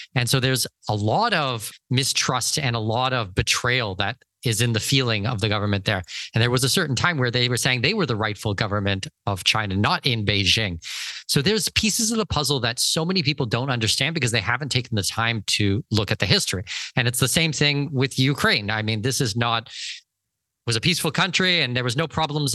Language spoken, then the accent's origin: English; Canada; moved away; as a Canadian